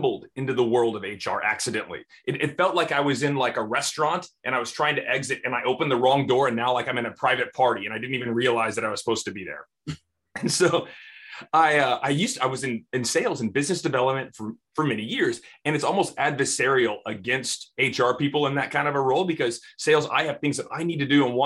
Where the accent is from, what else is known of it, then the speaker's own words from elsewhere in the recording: Houston, Texas, United States; here in my hometown of Houston, Texas